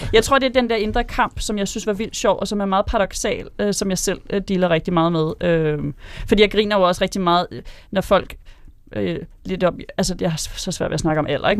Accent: Karlslunde, Zealand, Denmark; Jeg kommer fra Karlstrup, øh, Karlslunde

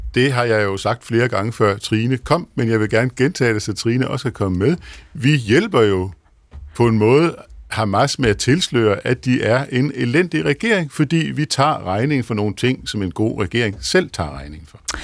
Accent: Denmark; jeg er fra Jylland

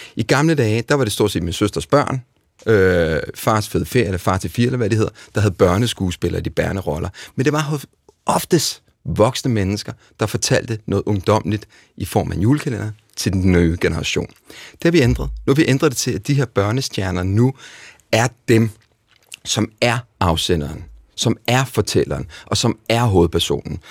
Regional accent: Denmark; Her hjemme i Danmark

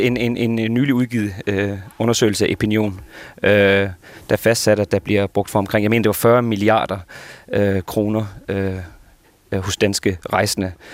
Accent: Esbjerg, Southern Denmark, Denmark; now in Copenhagen, Denmark; jeg jo migreret jyde, der bor i København, så øh, ja. en del af mine småture i løbet af året går jo tilbage til min familie fra, fra Esbjerg

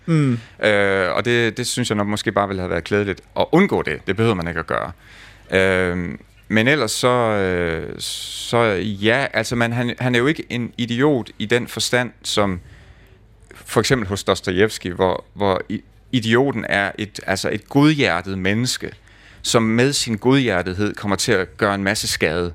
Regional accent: Lemvig, Central Denmark Region, Denmark; min opvækst i Lemvi

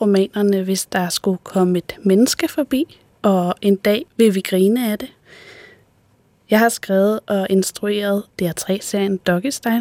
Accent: Odsherred, northwestern Zealand, Denmark; Jeg voksede op i Odsad, som er et område i det nordvestlige Sjælland.

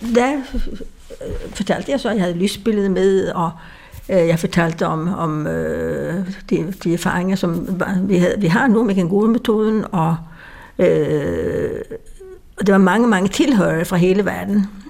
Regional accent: Sweden; accent: Swedish; Danish is a second language; now in Denmark; jeg kommer fra Sverige, det kan man høre på min accent

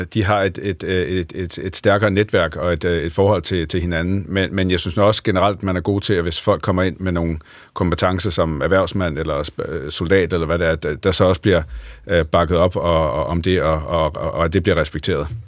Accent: Lolland, Zealand, Denmark; now in Horsens, Denmark; jeg kommer fra Lolland, men er, bor i dag øh, lidt uden for Horsens.

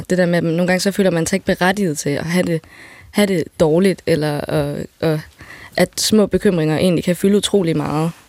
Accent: Denmark; also born or lived in Ethiopia; jeg er dansker. Så sådan, jeg, for, jeg forstår bare dansk bedre

